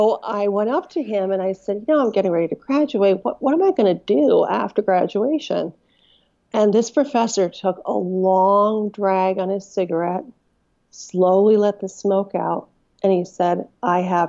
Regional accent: Mineville, New York, United States; also born or lived in Albany, New York; now in Wilmington, United States; I grew up in a town called Mineville, New York, which is smaller than almost anything you can imagine

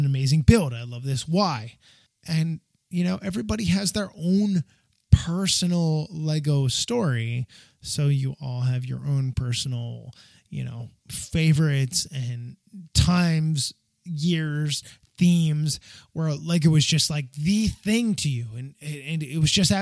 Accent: Northeast, United States; growing up in the Northeast in the United States, a lot of snow in the winter

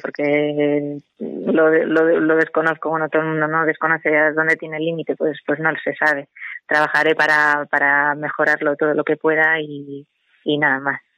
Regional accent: Murguía, Basque Country, Spain; yo no soy exactamente de Vitoria, sino que soy de Murguía y aquí hay un entorno pues del parque natural

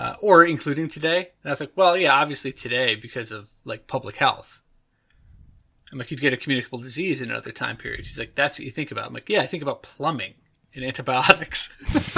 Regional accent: United States; I am from the United States of America.

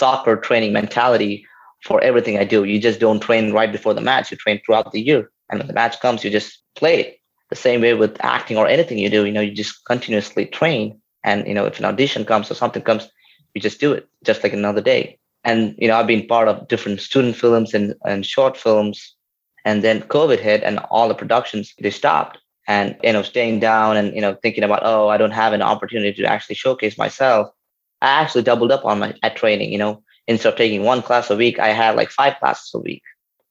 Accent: India; moved away as an adult; also born or lived in New Orleans, United States; now in United States; So I was born and raised in India.

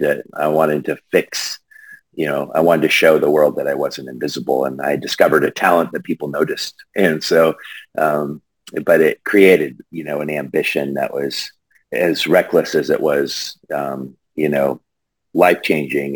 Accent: Longview, Washington, United States; also born or lived in Rainier, Oregon; I grew up in the Pacific Northwest, uh, just outside of Portland, uh, kind of in between Portland and Seattle, on the Columbia River in a depressed mill town called Longview, Washington

